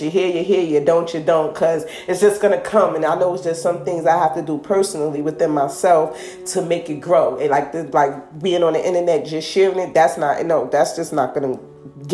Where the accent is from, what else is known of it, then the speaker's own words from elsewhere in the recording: New Jersey, United States; I'm from New Jersey, so this is like my New Jersey community reality